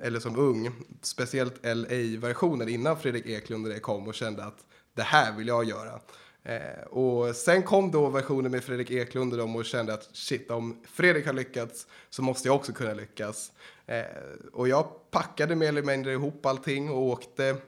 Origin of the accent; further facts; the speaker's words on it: Sweden; also born or lived in Los Angeles, United States; jag kommer från Sverige.